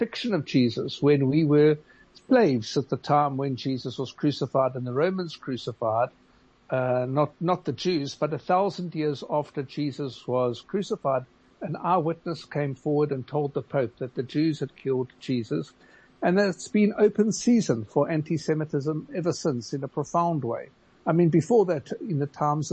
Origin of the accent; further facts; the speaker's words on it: Gqeberha, Eastern Cape, South Africa; I grew up in Nelson Mandela Bay, Qabeja, where we weren't allowed to join country clubs in PE because we were Jewish